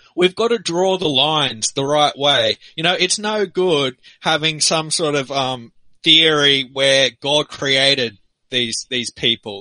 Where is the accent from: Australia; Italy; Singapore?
Australia; as a guy who lives in Australia